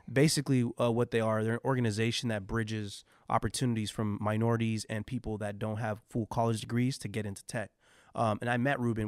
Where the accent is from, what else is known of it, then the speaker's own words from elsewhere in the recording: San Jose, California, United States; growing up in San Jose